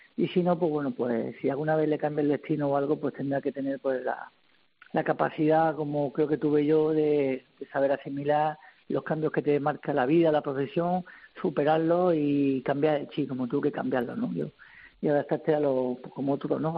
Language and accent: Spanish; Murcia, Region of Murcia, Spain; la de mi tierra